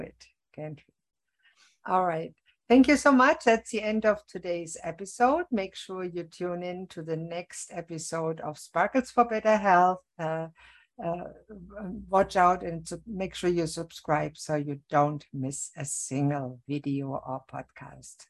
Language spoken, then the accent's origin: English; Germany; now in Canada; I was born in Germany